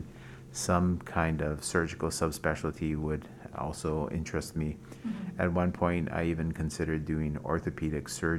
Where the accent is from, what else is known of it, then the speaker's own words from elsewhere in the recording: Waialua, Hawaii, United States; also born or lived in Boston; now in Honolulu, United States; I'm from Waialua, out in the North Shore.